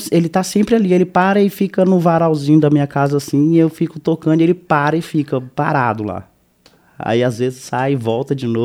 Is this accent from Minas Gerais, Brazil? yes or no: yes; Pirapora, Minas Gerais, Brazil; also born or lived in São Paulo; nasci em São Paulo, mas fui criado em Minas Gerais. Então eu tenho uma carga de, de Minas muito grande, né?